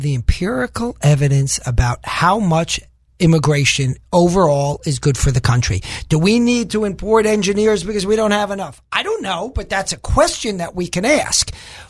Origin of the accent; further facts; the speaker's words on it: suburbs of New York, United States; now in Arkansas, United States; I grew up in New York, out in the suburbs of New York.